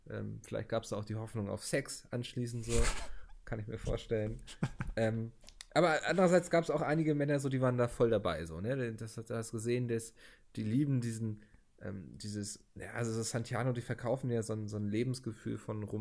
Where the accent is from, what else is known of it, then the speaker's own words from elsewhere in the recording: Northern Germany, Germany; Und als Norddeutscher hast du ja auch so ein bisschen ähm, die Geburtspflicht, sag ich mal, wenn jemand ein Seemannslied anstimmt, äh, mitzuschunkeln.